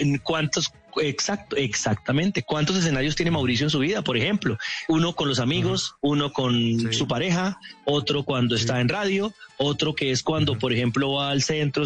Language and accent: Spanish; Cúcuta, Norte de Santander, Colombia; accent: cucuteño; yo amo Cúcuta con todo mi corazón, con toda mi alma, pero la verdad se ha dicho, nosotros tenemos un acento horrible